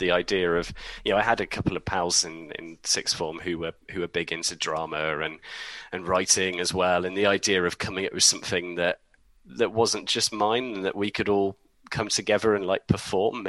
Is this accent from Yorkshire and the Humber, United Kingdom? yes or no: yes; Leeds, Yorkshire and the Humber, United Kingdom; moved away as an adult; now in Oxfordshire, United Kingdom; I'm from Leeds originally, I live down in Oxfordshire now